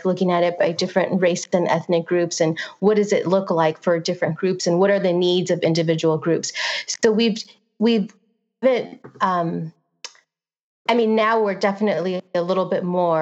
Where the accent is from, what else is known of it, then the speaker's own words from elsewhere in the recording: Santa Ana, California, United States; I was born and raised in Santana